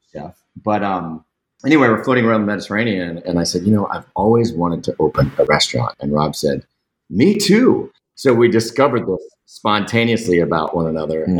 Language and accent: English; St. Petersburg, Florida, United States; I was born and raised in St. Pete, and I left here at the ripe age of 19 to join the army